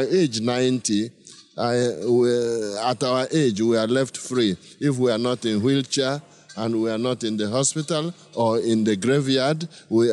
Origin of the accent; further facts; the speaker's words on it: village in Onitsha Archdiocese, Anambra, Nigeria; I'm from Nigeria, from a village in Onitsha Archdiocese in the south central of Nigeria.